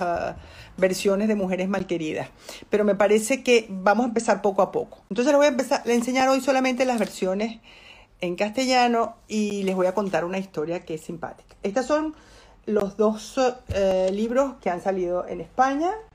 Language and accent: Spanish; Venezuela; accent: Venezuelan; moved away as an adult; now in Spain; Porque yo soy bilingüe y hablo en venezolano y en español